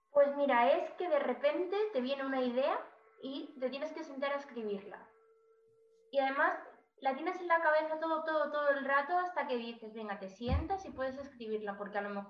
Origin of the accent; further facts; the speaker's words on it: Cáceres, Extremadura, Spain; No. ¿De dónde eres? ¿Cuál es tu ciudad natal? Cáceres.